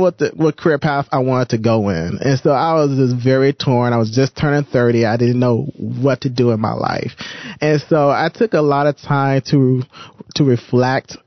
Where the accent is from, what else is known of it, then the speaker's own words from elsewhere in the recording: Detroit, Michigan, United States; moved away as an adult; now in Toronto, Canada; I'm originally from Detroit, Michigan. And so I moved here, I would say 8 years ago